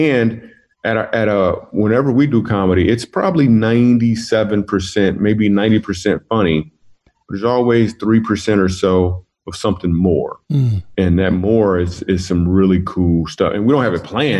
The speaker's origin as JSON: {"language": "English", "town": "Grand Rapids", "region": "Michigan", "country": "United States", "tie": "born or raised there", "moved": "yes", "said": "I am from Grand Rapids, Michigan. That's my hometown"}